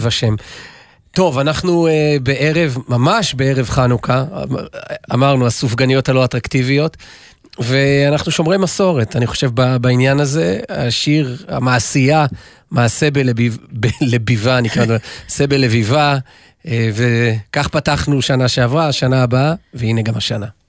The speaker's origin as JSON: {"language": "Hebrew", "town": "Jerusalem", "region": "Jerusalem District", "country": "Israel", "said": "אנחנו ירושלמים"}